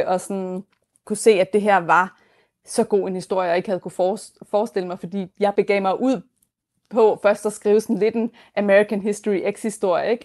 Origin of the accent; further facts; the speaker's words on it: Denmark; moved away as an adult; now in New York, United States; mit hjemland